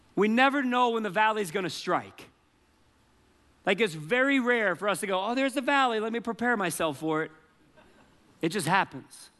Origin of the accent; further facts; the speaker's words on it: Charleston, United States; moved away as an adult; now in Colorado, United States; I was born in Charleston, and God led us to, to move to Colorado